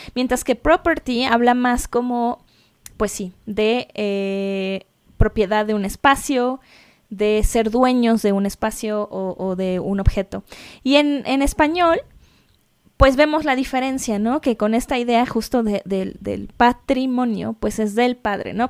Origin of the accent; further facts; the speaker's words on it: Mexico City, Mexico; moved away; also born or lived in London; soy mexicana de la Ciudad de México